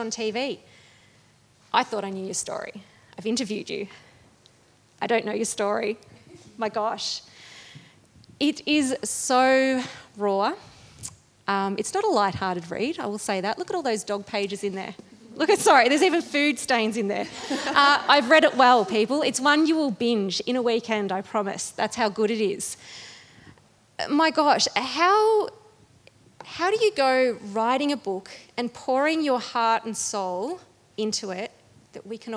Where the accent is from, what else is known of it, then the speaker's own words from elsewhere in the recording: Bendigo, Victoria, Australia; my hometown